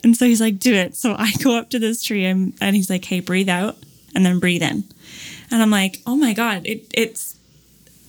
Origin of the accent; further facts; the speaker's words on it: Canada; I'm from Canada